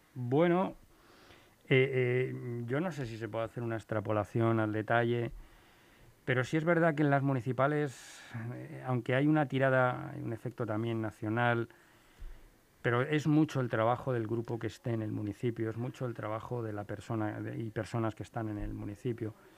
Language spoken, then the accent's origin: Spanish; Spain; en mi país